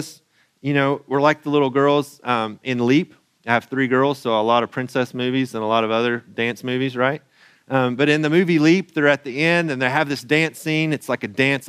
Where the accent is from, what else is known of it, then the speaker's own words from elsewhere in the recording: Central Eastern Kentucky, United States; moved away; also born or lived in France; I come from Central Eastern Kentucky. We have a different accent.